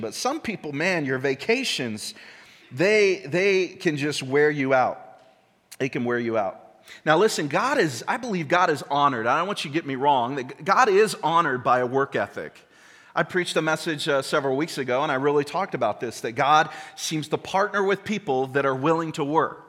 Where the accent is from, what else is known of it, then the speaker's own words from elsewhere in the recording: United States; we're American